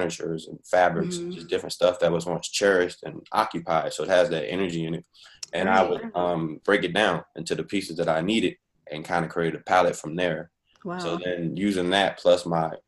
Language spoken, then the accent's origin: English; Washington, District of Columbia, United States; moved away as an adult; also born or lived in Chicago / Virginia; I'm Washingtonian, you know, born and raised, fifth generation is deep. But haven't lived in D.C. in a while, actually.